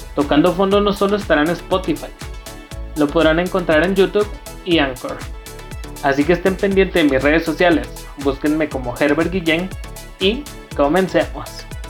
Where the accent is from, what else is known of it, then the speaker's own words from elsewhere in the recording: Guatemala; soy un chavo guatemalteco de 26 años